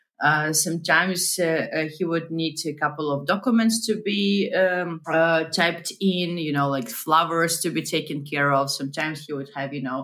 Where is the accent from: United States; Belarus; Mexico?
Belarus; Minsk; moved away; also born or lived in Berlin; I was born and raised in Minsk, Belarus, a post-Soviet country